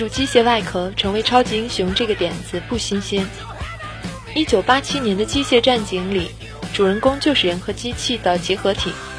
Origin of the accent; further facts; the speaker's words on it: China; 也就是我们中国人讲的“君子无异于物”。